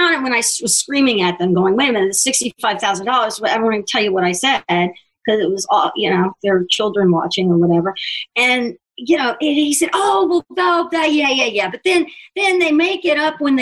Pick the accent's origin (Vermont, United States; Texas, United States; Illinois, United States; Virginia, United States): Texas, United States; Houston; moved away as an adult; also born or lived in Mississippi / Dallas / Lubbock; now in New York, United States; I moved to Houston when I was small. And so I grew up in Houston and a little bit in Dallas